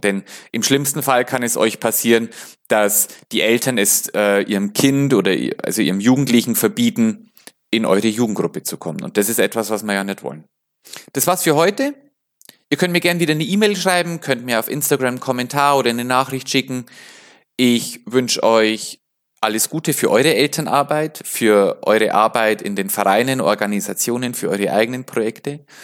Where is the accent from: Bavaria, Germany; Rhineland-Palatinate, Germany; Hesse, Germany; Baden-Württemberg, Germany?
Bavaria, Germany; also ich komme ja aus Bayern